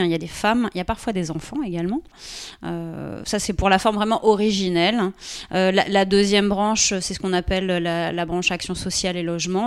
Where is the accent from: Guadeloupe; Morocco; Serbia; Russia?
Guadeloupe; moved away as an adult; also born or lived in Pointe-à-Pitre / south of France; j'ai fait mon collège, j'ai fait mon lycée en Guadeloupe, j'ai passé mon bac en Guadeloupe